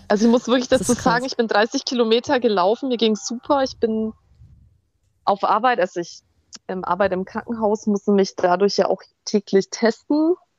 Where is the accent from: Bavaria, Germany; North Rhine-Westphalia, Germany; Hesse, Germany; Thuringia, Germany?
Bavaria, Germany; Fürth; moved away; meine alten Heimat in Fürth